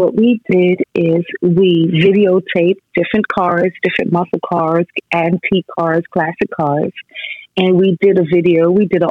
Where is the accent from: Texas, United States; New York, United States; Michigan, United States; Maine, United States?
New York, United States; moved away as an adult; also born or lived in Baltimore, Maryland; now in Maryland, United States; I'm a native New Yorker, so I had to head back to New York